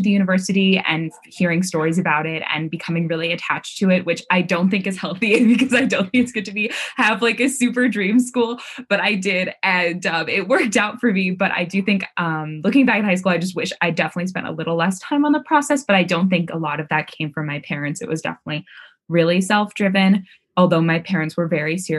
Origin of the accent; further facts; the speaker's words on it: Baltimore, Maryland, United States; moved away as an adult; I'm originally from Baltimore, Maryland, where I went to Baltimore City College High School